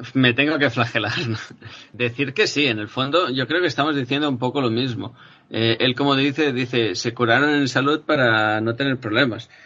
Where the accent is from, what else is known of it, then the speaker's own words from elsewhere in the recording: Spain; mi país, que, tenemos el IGN, ¿no? Aquí en España